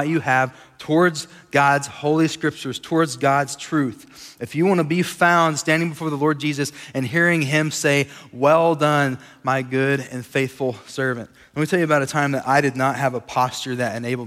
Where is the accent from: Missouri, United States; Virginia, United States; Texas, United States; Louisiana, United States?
Texas, United States; Sweetwater; now in Lubbock, United States; We grew up in Sweetwater, Texas, not too far from here. And so we consider West Texas home